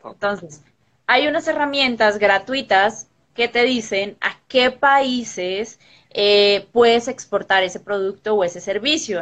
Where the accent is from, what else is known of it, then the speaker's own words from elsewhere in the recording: Colombia; yo de Colombia